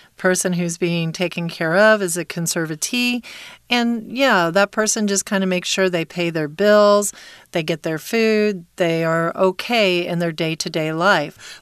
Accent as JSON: {"language": "English", "region": "Texas", "country": "United States", "tie": "born or raised there", "said": "When I was a kid growing up in Texas"}